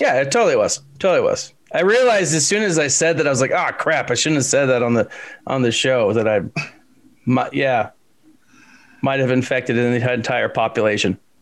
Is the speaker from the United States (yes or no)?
yes; Texas, United States; I'm from Texas